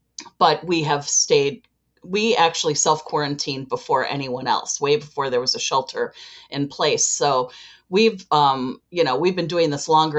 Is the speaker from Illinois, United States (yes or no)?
yes; Chicago, Illinois, United States; and I am from Chicago, Illinois.